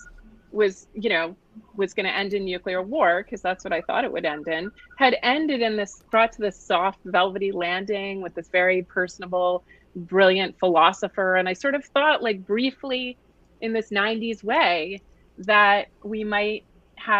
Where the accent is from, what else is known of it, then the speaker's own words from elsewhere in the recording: Hanover, New Hampshire, United States; moved away as an adult; also born or lived in Philadelphia; I'm like from Hanover, New Hampshire, 03755. A tiny town